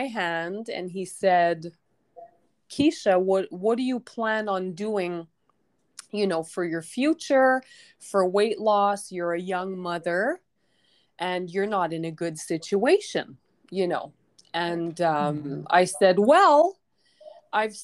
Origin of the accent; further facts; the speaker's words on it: Quebec, Canada; moved away as an adult; now in Mexico; I'm originally from Quebec, Canada